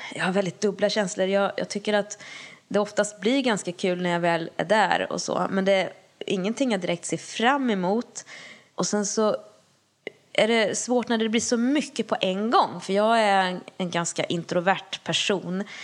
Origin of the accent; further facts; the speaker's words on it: Lesjöfors, Värmland, Sweden; min hemby Lesjöfors